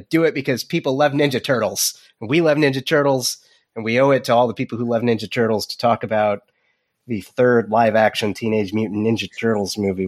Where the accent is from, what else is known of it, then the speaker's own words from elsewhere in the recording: United States; And I didn't learn German because I didn't. I'm American.